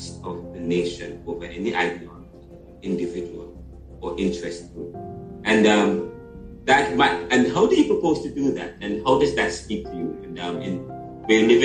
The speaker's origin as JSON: {"language": "English", "country": "Jamaica", "said": "I'm Jamaican, I'm from Jamaica"}